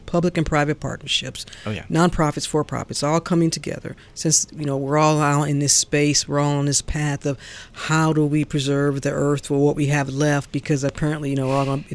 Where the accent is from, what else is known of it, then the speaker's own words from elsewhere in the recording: St. Louis, Missouri, United States; now in Atlanta, United States; I'm from St. Louis